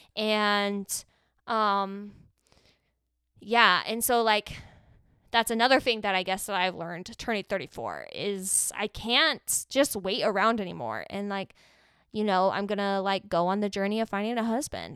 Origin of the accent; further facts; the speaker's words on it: Arizona, United States; I'm from Arizona